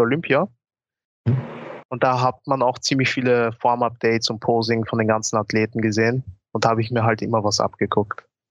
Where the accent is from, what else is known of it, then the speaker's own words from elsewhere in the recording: Austria; Ich komme aus Österreich aber meine Familie kommt eigentlich aus Ghana. Also ich bin hier in Österreich geboren worden